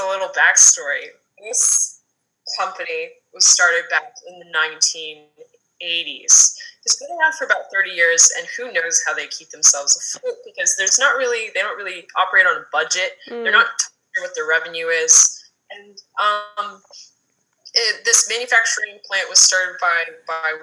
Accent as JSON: {"language": "English", "country": "Canada", "also_born_or_lived": "United States", "moved": "yes", "lives_now": "Los Angeles, United States", "said": "I'm originally from Canada, actually, but I've been living in the U.S. for 16, 17 years"}